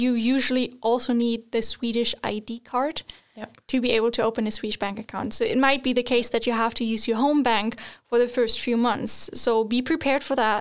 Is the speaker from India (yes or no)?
no; Germany; moved away as an adult; now in Sweden; I'm from Germany, just moving to Sweden